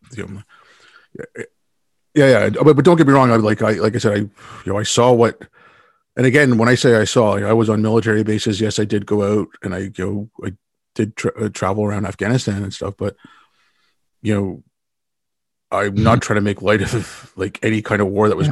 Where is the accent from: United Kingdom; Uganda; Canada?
Canada; also born or lived in India; my family moved to Canada when I was six. We moved here from India